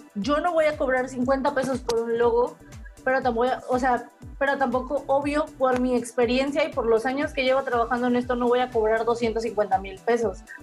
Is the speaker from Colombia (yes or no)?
no; Veracruz, Mexico; aquí en Veracruz, porque creo que nunca lo hemos mencionado, somos del puerto de Veracruz